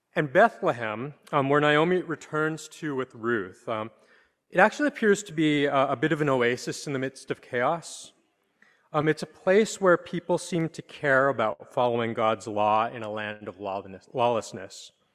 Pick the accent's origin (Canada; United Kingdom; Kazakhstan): Canada; now in New York, United States; I'm from Canada